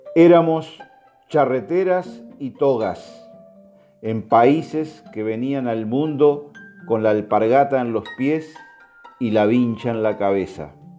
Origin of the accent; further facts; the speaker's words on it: Uruguay; also born or lived in Cuba; Soy un uruguayo cubano, mis nueve años en suelo cubano